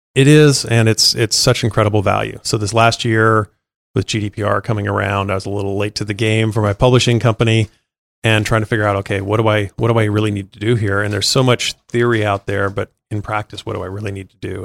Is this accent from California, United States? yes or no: yes; China Lake, California, United States; now in Los Angeles, United States; California desert originally. Uh, there's a big Navy base out there, um, called China Lake Naval Base